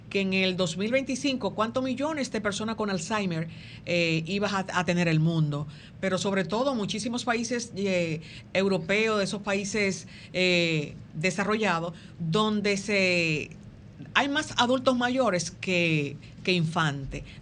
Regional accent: Dominican Republic; porque como dominicanos hemos perdido un poco de, um, ¿cómo se llama esto?

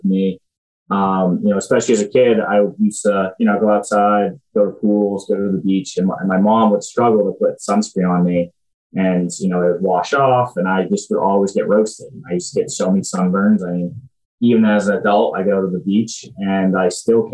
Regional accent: Groton, Massachusetts, United States; I'm from Groton, Massachusetts originally. I was the first person in my high school to go to West Point.

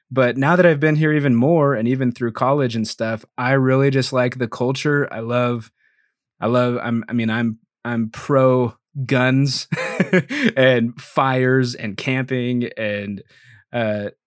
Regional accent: Idaho, United States; also born or lived in Greeley, Colorado / Utah / Oregon; I was born in Greeley, Colorado, outside of Denver. Uh, lived there till I was like nine or 10, and then bounced a little bit through like Utah, Idaho, and Oregon. But I have been in Idaho most of the time

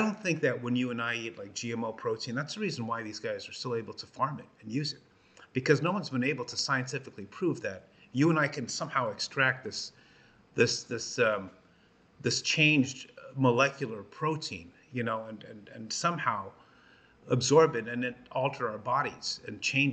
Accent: Los Angeles, California, United States; as a kid growing up in Los Angeles

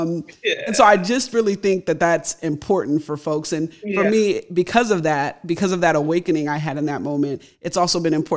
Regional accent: United States; also born or lived in London; We're both American.

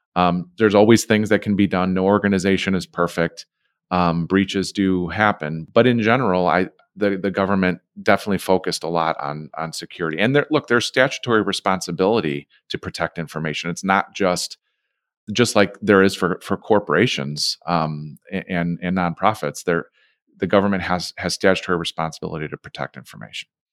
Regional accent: Chicago, Illinois, United States; We're from Chicago, right? Uh, I'm born and raised in this city.

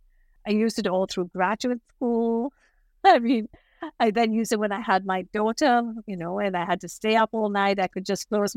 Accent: Mumbai, Maharashtra, India; now in New York City, United States; I grew up in Bombay in India, Mumbai

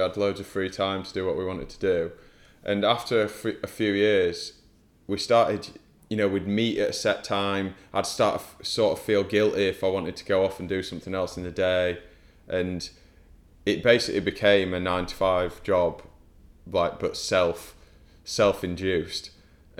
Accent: Huddersfield, Yorkshire and the Humber, United Kingdom; now in London, United Kingdom; I'm from Huddersfield, which is quite nearby there.

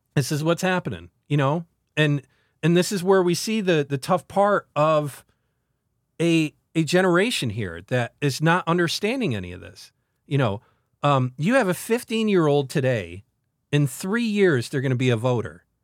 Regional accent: central New York, United States; two people from central frickin' New York

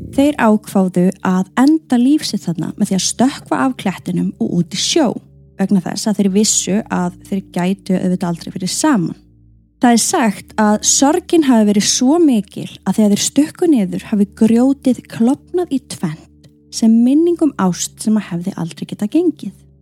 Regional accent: Iceland

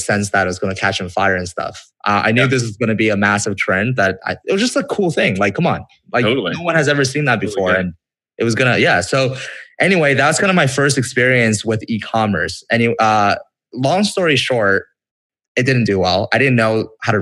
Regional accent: Vancouver, British Columbia, Canada; I'm from Canada

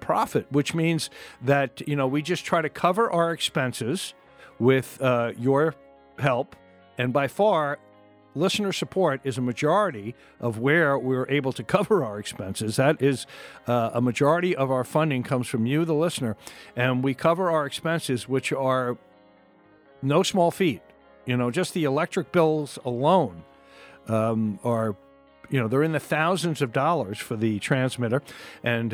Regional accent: Long Island, New York, United States; I'm from Long Island. I've been listening to Long Island, Southern Connecticut radio, New York City radio stations ever since I could

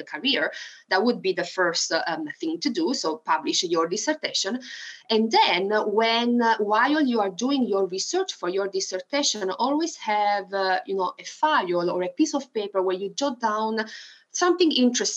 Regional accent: Italy; English is a second language; moved away as an adult; now in Arkansas, United States; something that really remembers me of my country and of the place where I used to live in the first 20 years of my life is mare, sea, because I used to live on the beach

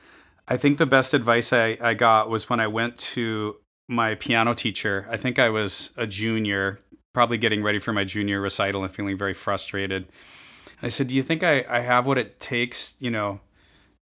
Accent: Minnesota, United States; also born or lived in Iowa; I grew up in Minnesota

